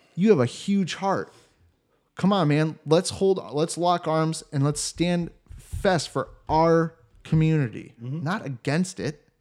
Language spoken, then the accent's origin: English; Cleveland, Ohio, United States; moved away as an adult; also born or lived in Columbus, Ohio; now in Germany; where I grew up in Cleveland